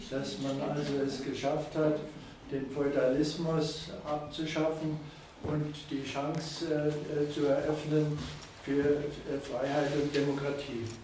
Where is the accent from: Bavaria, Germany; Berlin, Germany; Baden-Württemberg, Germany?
Bavaria, Germany; Taufkirchen; ich komme aus Taufkirchen, bin von Beruf Bauingenieur und Hobbyhistoriker.